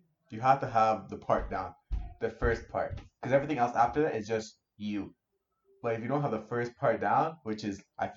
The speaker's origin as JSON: {"language": "English", "town": "Toronto", "region": "Ontario", "country": "Canada", "said": "it's our area, Scarborough"}